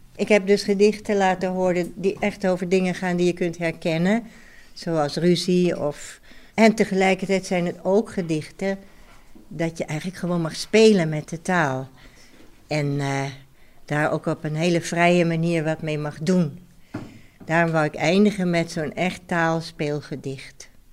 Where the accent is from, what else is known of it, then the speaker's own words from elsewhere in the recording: Amsterdam, North Holland, Netherlands; also born or lived in The Hague, Netherlands; now in Antwerp, Belgium; Maar ik ben geboren in Nederland, in Den Haag. Dicht bij de Noordzee, maar daar weet ik niks meer van. Want toen ik twee jaar was, verhuisden wij naar Amsterdam